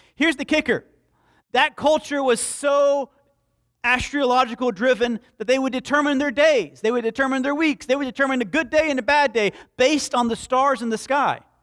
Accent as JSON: {"language": "English", "town": "Slapout", "region": "Alabama", "country": "United States", "tie": "born or raised there", "said": "I was raised in Slapout, Alabama."}